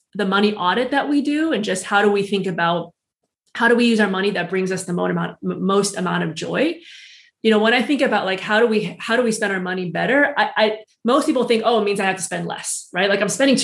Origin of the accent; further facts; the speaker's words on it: United States; moved away as an adult; also born or lived in Switzerland / San Francisco; I'm American born, but it's still very much my culture